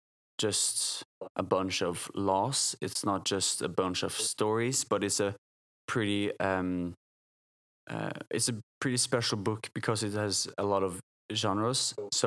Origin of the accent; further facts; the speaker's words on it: Bergen, Vestland, Norway; I come from Bergen, from a Christian family, grew up Christian and still Christian